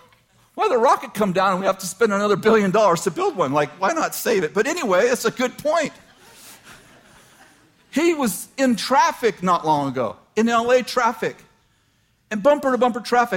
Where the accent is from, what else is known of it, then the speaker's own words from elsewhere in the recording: Weaverville, California, United States; I'm from Weaverville. I love Weaverville